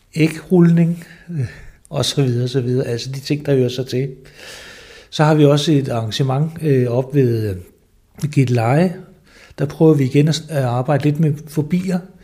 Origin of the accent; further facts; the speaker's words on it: Lolland-Falster, Zealand, Denmark; also born or lived in Slagelse / Southern Jutland; jeg er født i Slagelse, øh, men har boet det meste af mit liv på Lolland Falster